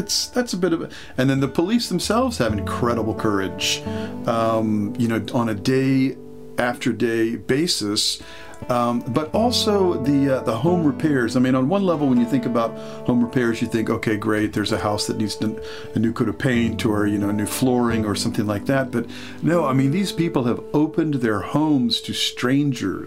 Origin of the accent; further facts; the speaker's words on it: Norfolk, Virginia, United States; I grew up just the next city over, Norfolk